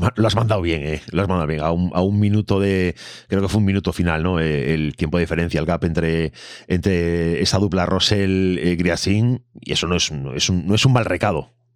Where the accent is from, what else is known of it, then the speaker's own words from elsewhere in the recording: Galicia, Spain; como gallego